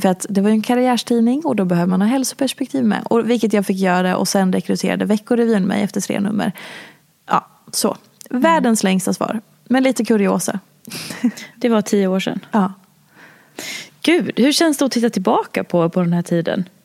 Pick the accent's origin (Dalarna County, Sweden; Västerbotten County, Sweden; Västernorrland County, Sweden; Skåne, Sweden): Dalarna County, Sweden; Falun; jag är ju också från Dalarna